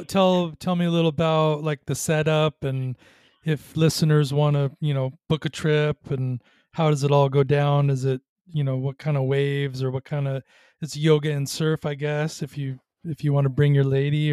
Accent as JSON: {"language": "English", "region": "Southern California", "country": "United States", "tie": "born or raised there", "said": "growing up in Southern California, we get big surf"}